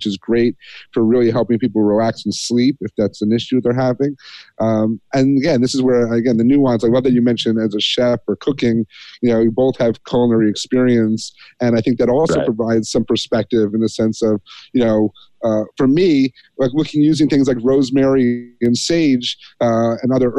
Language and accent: English; Catskills, upstate New York, United States; We grew up in Catskills, upstate New York, 10 minutes or so from where Woodstock happened in 69